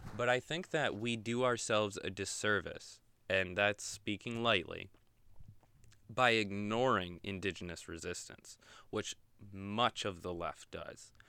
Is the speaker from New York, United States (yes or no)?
yes; Oneida, New York, United States; I grew up right outside of Oneida